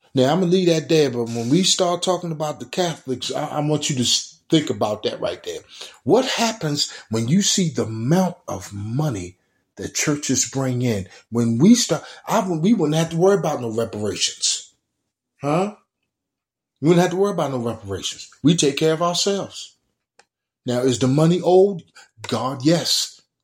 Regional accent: Baltimore, Maryland, United States; growing up in Baltimore City, Bell and Garrison

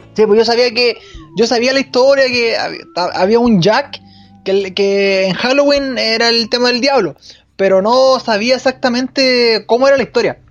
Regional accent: Chile; Acá en Chile

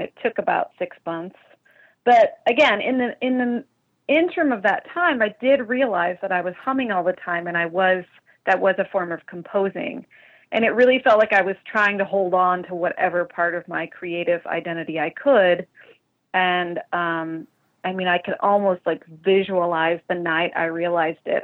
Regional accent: Eastern Tennessee, United States; also born or lived in Mississippi / Brazil; now in Chicago, United States; I'm originally um, from Eastern Tennessee.

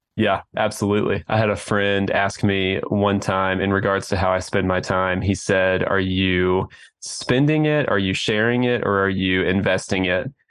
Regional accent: Oklahoma City, Oklahoma, United States; I'm from Oklahoma City

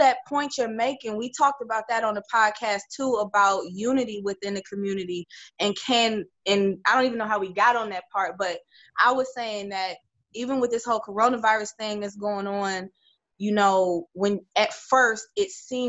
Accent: Cleveland, Ohio, United States; I'm from Cleveland, and there's a community called University Heights.

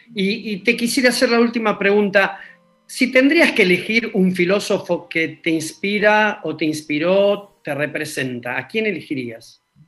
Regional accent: Argentina

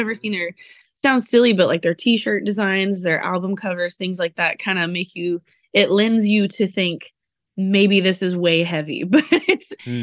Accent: Texas, United States; I'm from Texas, so I also, you know, am a big country fan

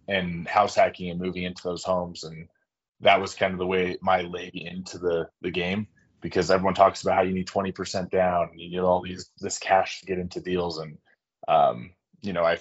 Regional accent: Sandy, Utah, United States; I'm from Sandy, Utah

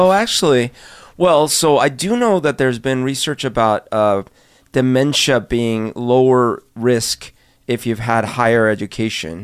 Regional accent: Colombia; moved away; I grew up in Colombia, when I was little

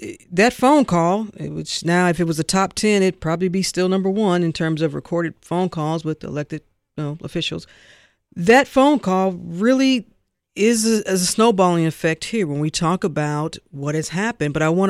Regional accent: St. Louis, Missouri, United States; since we're both from St. Louis

